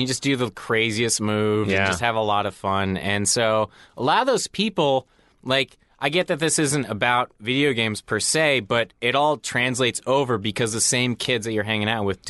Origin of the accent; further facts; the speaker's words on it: Colorado, United States; also born or lived in Chicago; And it was a big deal because when I moved to Colorado, where I'm from, I moved from Chicago, and Colorado at the time didn't have a hockey team.